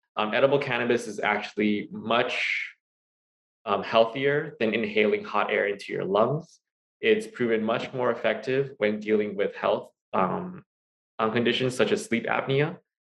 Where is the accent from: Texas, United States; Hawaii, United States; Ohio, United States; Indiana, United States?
Hawaii, United States; also born or lived in Pennsylvania; I was born and raised here in Hawaii